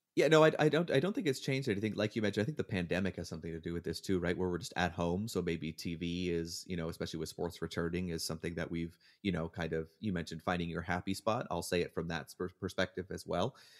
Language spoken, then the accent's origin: English; Hamilton, Ontario, Canada; moved away as an adult; now in United States; Hamilton is my hometown